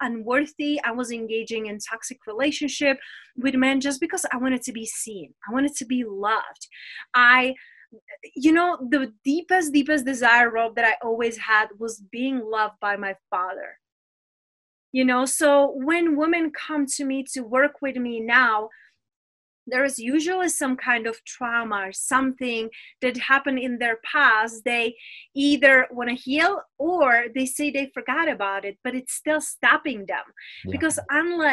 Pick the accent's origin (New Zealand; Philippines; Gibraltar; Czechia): Czechia; English is a second language; moved away as an adult; also born or lived in London, United Kingdom / Spain; now in Las Vegas, United States; I am from Czech Republic. But when I was around 20 years old, I left my motherland, which is Czech Republic.